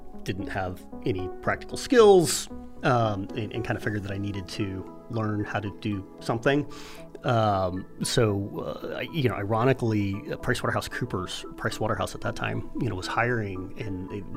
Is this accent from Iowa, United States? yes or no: no; Houston, Texas, United States; moved away as an adult; also born or lived in Austin, Texas / Silicon Valley, California; now in Nebraska, United States; I was born in Houston, Texas, and grew up there, went to high school